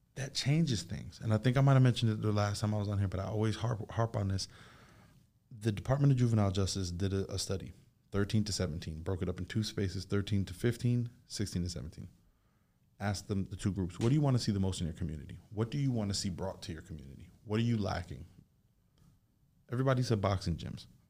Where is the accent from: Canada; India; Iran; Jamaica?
Jamaica; now in United States; I'm Jamaican, being from somewhere else